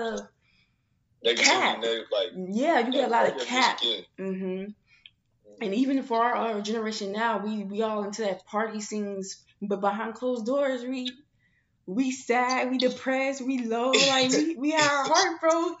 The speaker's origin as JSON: {"language": "English", "town": "St. Louis", "region": "Missouri", "country": "United States", "moved": "yes", "lives_now": "Arizona, United States", "said": "I'm not from here. I'm not from Arizona. You know, I'm from St. Louis"}